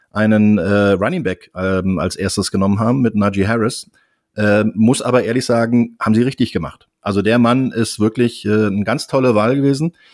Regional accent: Berlin, Germany; Ich komme aus Berlin und bin seit über 32 Jahren im Football tätig

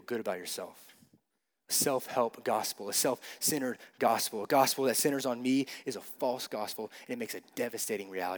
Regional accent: Cleveland, Ohio, United States; I grew up going to a Christian camp in my hometown, Cleveland

